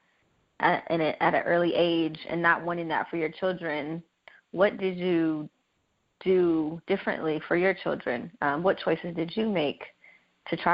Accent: Los Angeles, California, United States; I was born and raised in South Central Los Angeles

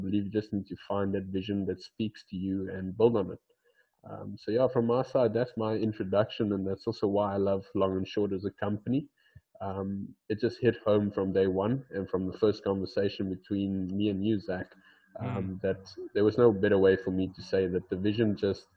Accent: Port Elizabeth, Eastern Cape, South Africa; I'm from South Africa, called in a little city in South Africa called Port Elizabeth

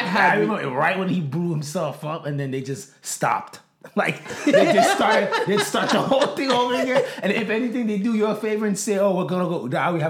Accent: Boston, Massachusetts, United States; also born or lived in Brockton, Massachusetts; now in Easton, United States; We grew up in Boston, pretty much. And then we moved to Boston.

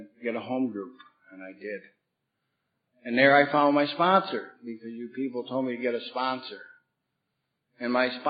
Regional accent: Bath, New York, United States; I come from Bath, New York. It's a small rural town in upstate New York

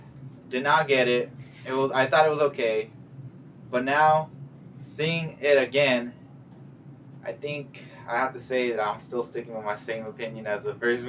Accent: Southern California, United States; I'm from SoCal.

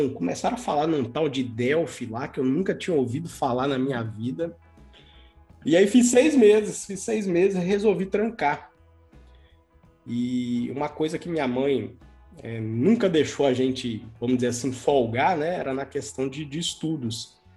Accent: Governador Valadares, Minas Gerais, Brazil; Mineiro legítimo, João, daqui, nascido e criado em Governador Valadares. Por aqui a gente estudou, por aqui a gente se formou, por aqui conheci minha esposa, né, e formei a minha família.

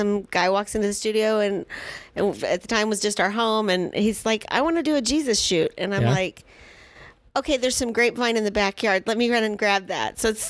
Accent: Oklahoma, United States; now in Joplin, United States; I'm actually even further Hickville. I'm from Oklahoma.

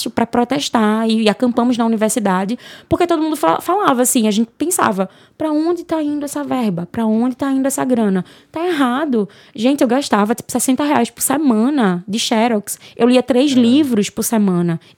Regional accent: Northeast Region, Brazil; Eu sou uma mulher preta, é, eu sou nordestina, e eu venho de uma origem pobre, eu venho da origem da favela

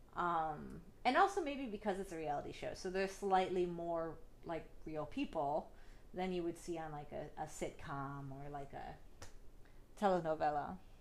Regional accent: Northeast Ohio, United States; I grew up in Northeast Ohio. I lived in a very small town

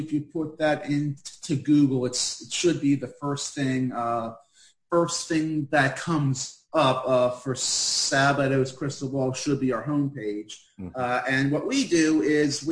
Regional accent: Eastern United States, United States; as a person who's from the eastern United States

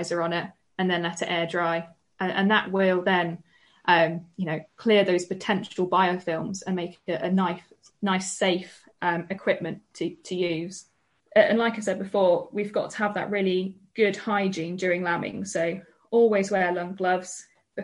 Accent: the Southwest, South West England, United Kingdom; I'm from the Southwest.

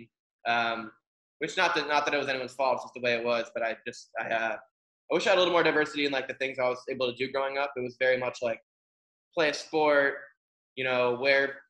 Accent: Strafford, Vermont, United States; also born or lived in Hanover, New Hampshire; I grew up in between Stratford, Vermont and Hanover, New Hampshire. So I kind of like the border of Vermont, New Hampshire

